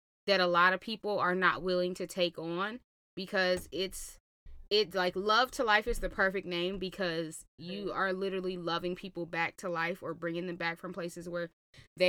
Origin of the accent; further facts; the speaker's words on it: Georgia, United States; I'm from Georgia.